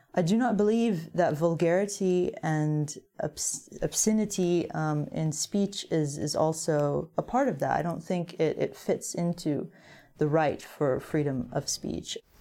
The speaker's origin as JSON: {"language": "English", "country": "United States"}